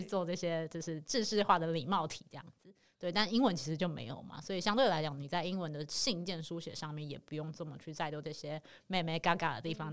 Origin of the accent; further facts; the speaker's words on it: Taiwan; 你也是台湾人，我也是台湾人